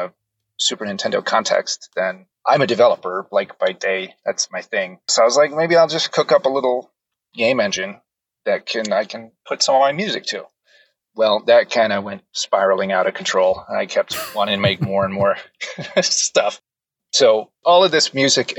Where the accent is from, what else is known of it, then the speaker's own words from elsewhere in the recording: Seattle, Washington, United States; also born or lived in Hawaii; I grew up in Seattle